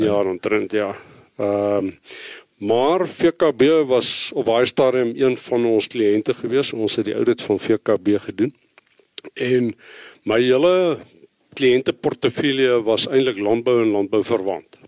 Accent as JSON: {"language": "Afrikaans", "town": "Bloemfontein", "region": "Free State", "country": "South Africa", "tie": "born or raised there", "also_born_or_lived": "Western Cape", "moved": "as an adult", "said": "ek is gebore in Getoe, Vrystater, in Bloemfontein groot geword."}